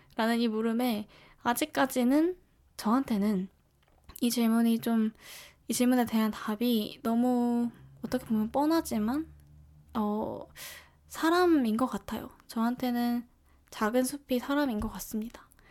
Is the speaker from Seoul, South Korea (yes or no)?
yes; Seoul, South Korea; 저는 서울에서 나고 자라서